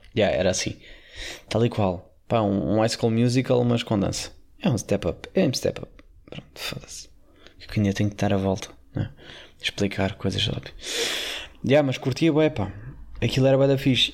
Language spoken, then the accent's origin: Portuguese; Portugal; como bom Tuga